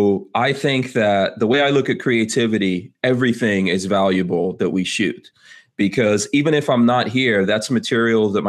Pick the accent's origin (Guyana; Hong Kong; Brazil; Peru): Guyana; moved away; And I was born in South America, and there's definitely Native Indians in Guyana where I was born.